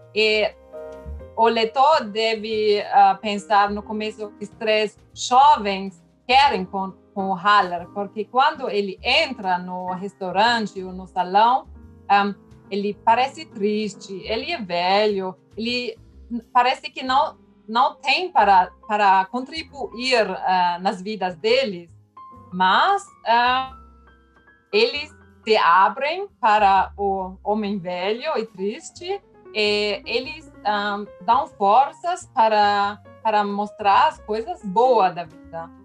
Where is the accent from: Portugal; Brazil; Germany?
Germany; Portuguese is a second language; Eu, como alemã